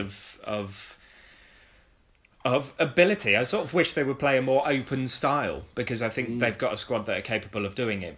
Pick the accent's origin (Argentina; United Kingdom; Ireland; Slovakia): United Kingdom; Oxford, South East England; I'm an Oxford fan because I'm from Oxford